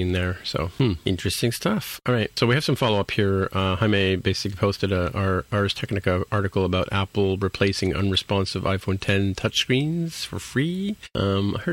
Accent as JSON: {"language": "English", "country": "Canada", "said": "I'm a Canadian."}